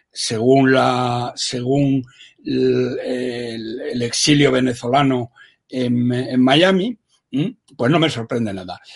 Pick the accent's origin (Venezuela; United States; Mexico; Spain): Spain; como español de bien, que como tal me considero